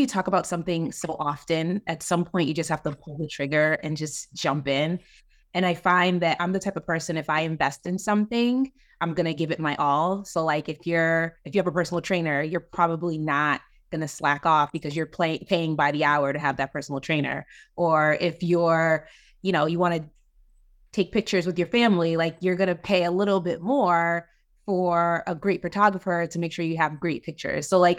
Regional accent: Maryland, United States; I'm from Maryland.

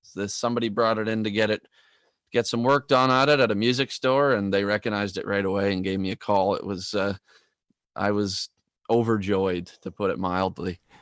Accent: Tracadie Cross, Prince Edward Island, Canada; moved away as an adult; also born or lived in Toronto, Ontario; Tracadie Cross, my hometown.

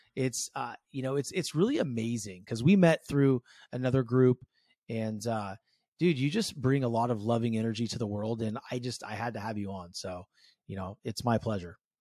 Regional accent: San Francisco Bay Area, California, United States; I grew up in the San Francisco Bay

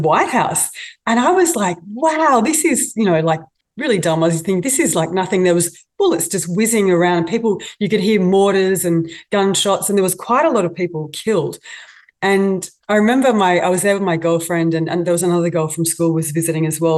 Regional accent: Australia; also born or lived in Moscow, Russia; being an Aussie

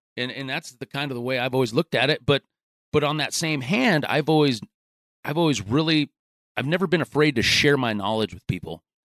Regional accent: Gering, Nebraska, United States; I grew up out in, in western Nebraska, uh, graduated high school from Garing

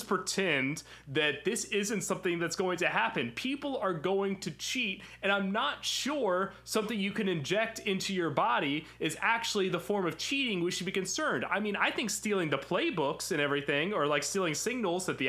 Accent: Memphis, Tennessee, United States; I grew up in Memphis

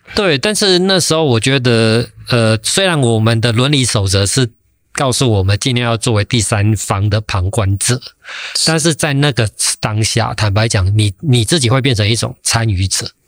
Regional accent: Taiwan; 我一个台湾人

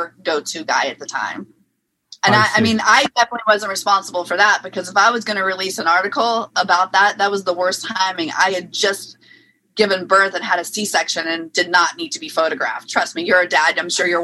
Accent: New Orleans, Louisiana, United States; moved away; I'm originally from New Orleans, Louisiana

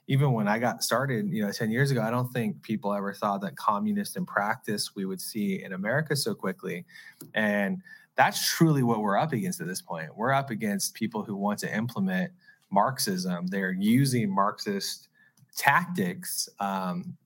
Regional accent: Arizona, United States; I'm a seventh generation Arizonan

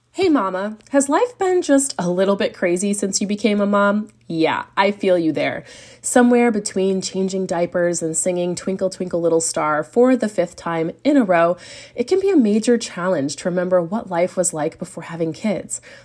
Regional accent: United States; moved away as an adult; now in Europe; I'm also an American mama raising a family in Europe

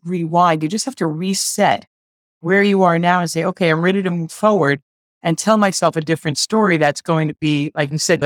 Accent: New Jersey, United States; also born or lived in Brooklyn, New York; I was born in Brooklyn in 1962, and then we moved to New Jersey when I was 4 years old, and I went to school

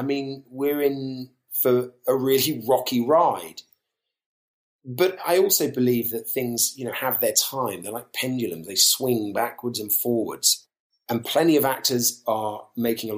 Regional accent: London, United Kingdom; We grew up in Southeast London

